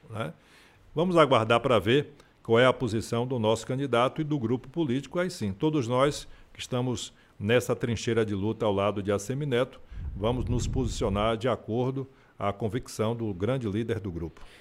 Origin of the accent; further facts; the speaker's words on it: Feira de Santana, Bahia, Brazil; Imagine eu que nasci aqui, tenho 62 anos de idade